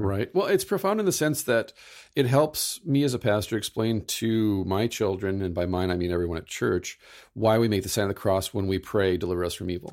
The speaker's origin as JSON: {"language": "English", "country": "United States", "said": "I'm from the United States"}